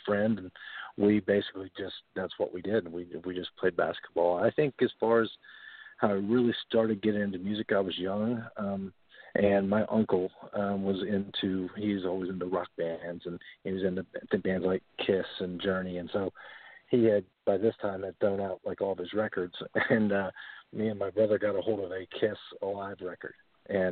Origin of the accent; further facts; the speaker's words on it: Portsmouth, Ohio, United States; I grew up in Portsmouth, Ohio. So I've pretty much been here most of my life.